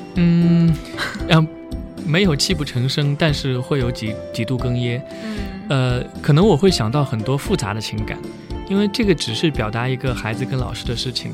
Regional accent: Sichuan, China; moved away; 其实因为我自己小时候是在四川长大的，我在四川生活过十年

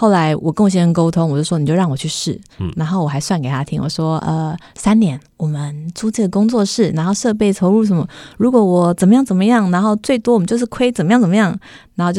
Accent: Chiayi, Taiwan; now in Taipei, Taiwan; 那我是北漂上来，我以前是嘉我是嘉义人，我在台北一个亲戚都不认识

